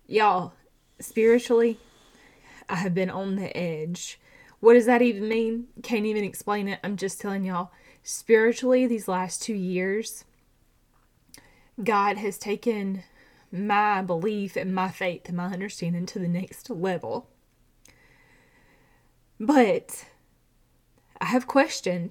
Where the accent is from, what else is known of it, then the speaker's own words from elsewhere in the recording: Georgia, United States; I have a twin because I'm from Georgia